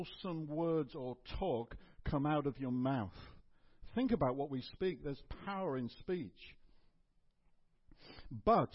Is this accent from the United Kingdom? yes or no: yes; England, United Kingdom; I sort of grew up in a home where it was assumed we were Christian because we're British and English.